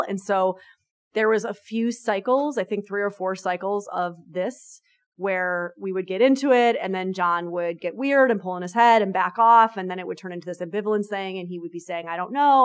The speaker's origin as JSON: {"language": "English", "region": "New York", "country": "United States", "said": "I'm a New Yorker"}